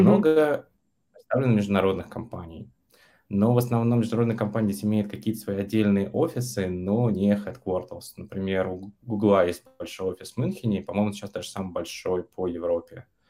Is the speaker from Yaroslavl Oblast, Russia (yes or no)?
yes; Yaroslavl, Yaroslavl Oblast, Russia; moved away as an adult; also born or lived in Vietnam; now in Germany; Я последние 7 лет живу в Германии, до этого пару лет жил во Вьетнаме, а сам я из Ярославля.